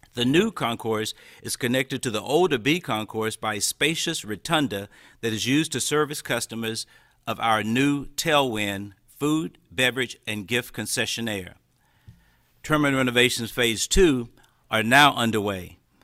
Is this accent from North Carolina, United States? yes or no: yes; Winston-Salem, North Carolina, United States; moved away as an adult; now in Fayetteville, United States; I was born and raised in Winston-Salem, North Carolina